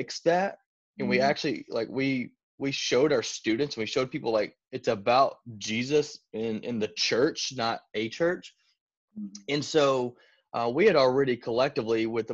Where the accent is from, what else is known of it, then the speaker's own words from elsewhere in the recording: Arkansas, United States; moved away as an adult; now in Tennessee, United States; I'm originally from Arkansas